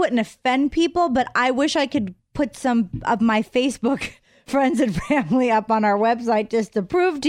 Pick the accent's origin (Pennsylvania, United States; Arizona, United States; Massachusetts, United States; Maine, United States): Pennsylvania, United States; Pittsburgh; my hometown of Pittsburgh